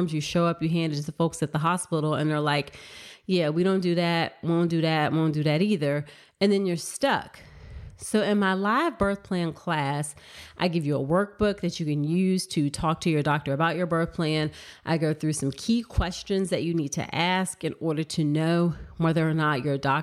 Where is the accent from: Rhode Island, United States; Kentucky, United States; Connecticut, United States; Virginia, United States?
Virginia, United States; born and raised in Virginia